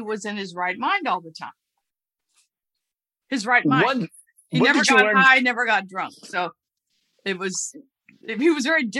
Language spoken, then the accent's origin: English; Reseda, California, United States; The Valley, Reseda.